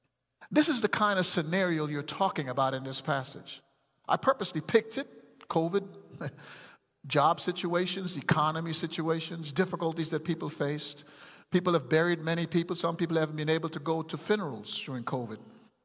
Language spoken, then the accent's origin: English; Texas, United States; I'm going to be at all those things because I am a Texan. You don't have to win to be a Texan. I'm a Texan.